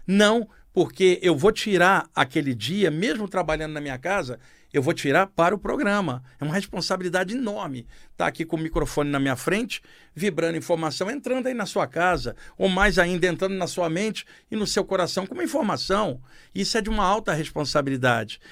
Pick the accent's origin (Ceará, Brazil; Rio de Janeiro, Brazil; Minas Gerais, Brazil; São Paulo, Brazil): Rio de Janeiro, Brazil; no Rio de Janeiro, onde eu cresci